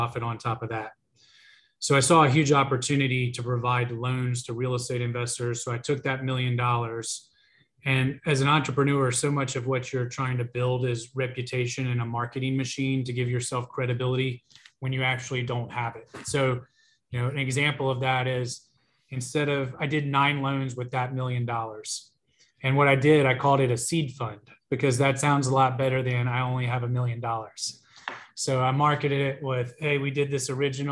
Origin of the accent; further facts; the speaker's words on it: Greenville, South Carolina, United States; I was born on North Main Street here in Greenville